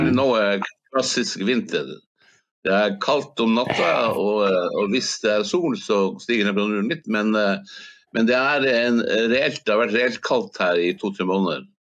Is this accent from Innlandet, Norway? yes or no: no; Hammerfest, Finnmark, Norway; siden jeg er fra Snøhvitbyen